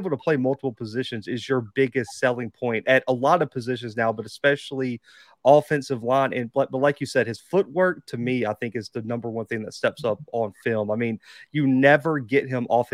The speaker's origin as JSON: {"language": "English", "town": "Mobile", "region": "Alabama", "country": "United States", "said": "I'm from Mobile"}